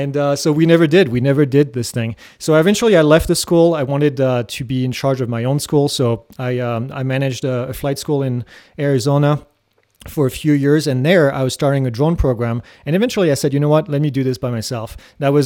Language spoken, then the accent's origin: English; France; moved away as an adult; now in United States; I grew up in France